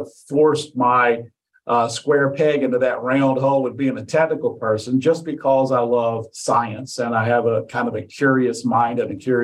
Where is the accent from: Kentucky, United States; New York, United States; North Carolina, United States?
North Carolina, United States; Mount Airy; I was born in Mount Airy, North Carolina